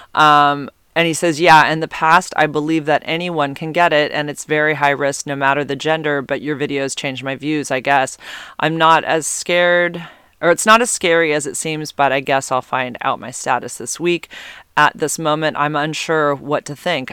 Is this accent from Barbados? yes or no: no; San Carlos, California, United States; now in Santa Cruz area, United States; I grew up in near Redwood City, San Carlos, which is basically halfway between San Jose and San Francisco